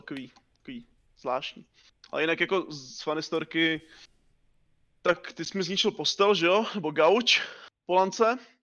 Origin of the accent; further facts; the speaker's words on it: Liberec, Liberec Region, Czechia; jsem z Liberce